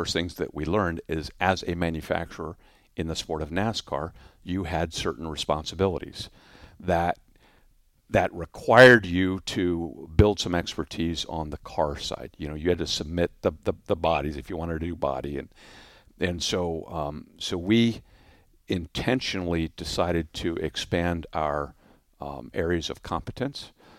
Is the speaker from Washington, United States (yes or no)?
no; Orange County, California, United States; So, favorite would be my hometown airport of Orange County.